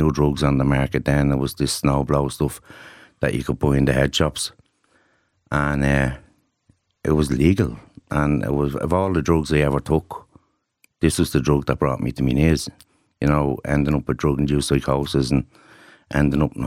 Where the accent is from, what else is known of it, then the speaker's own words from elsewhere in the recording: Dublin, Leinster, Ireland; it was just the community I was from. I'm from Ballymun